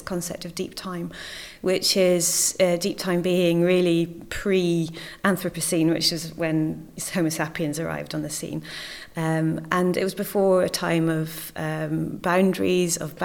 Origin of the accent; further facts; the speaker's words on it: Scotland, United Kingdom; moved away; also born or lived in Cornwall; I come from Scotland originally